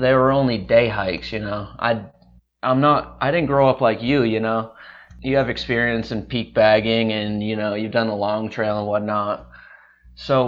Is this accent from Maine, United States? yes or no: yes; Bangor, Maine, United States; moved away as an adult; now in Savannah, United States; growing up in Maine and hiking in Baxter State Park